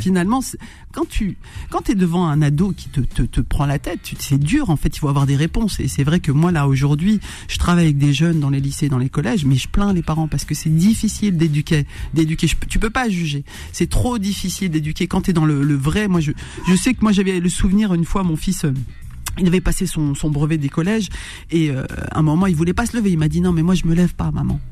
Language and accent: French; Roubaix, Hauts-de-France, France; j'ai grandi, je suis né euh, à Roubaix